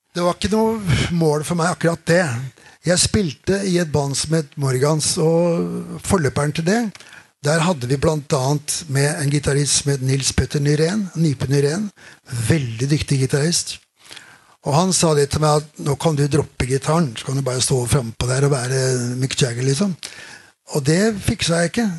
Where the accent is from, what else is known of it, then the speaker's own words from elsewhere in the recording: Oslo, Norway; vokste opp på Keiserløkka, der jeg vokste opp